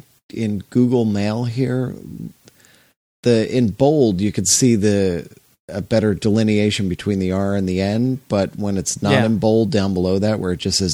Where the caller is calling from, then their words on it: Escanaba, Michigan, United States; In the UP. Escanaba, Michigan. In the UP. So I'm not far from you.